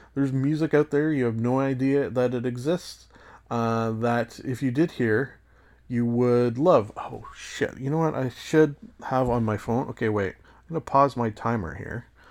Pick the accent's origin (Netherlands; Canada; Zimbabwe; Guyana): Canada; as a Canadian